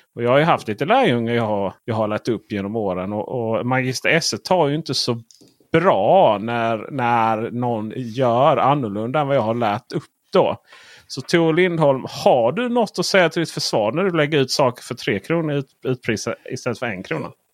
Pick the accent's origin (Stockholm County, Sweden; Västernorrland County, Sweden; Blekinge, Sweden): Blekinge, Sweden; near Bräkne-Hoby; moved away; jag är uppvuxen rätt nära Bräkne-Hoby